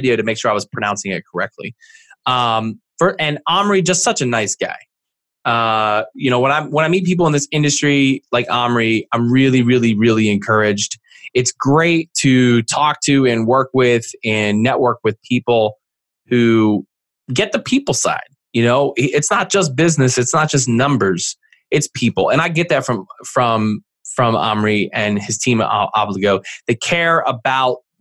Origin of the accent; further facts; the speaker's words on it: East Coast, outside of Philadelphia, Pennsylvania, United States; I'm from the East Coast, outside of Philly.